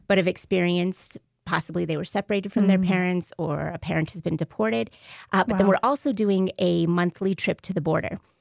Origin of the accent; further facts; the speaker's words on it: New Mexico, United States; moved away as an adult; I'm from New Mexico, so when I came home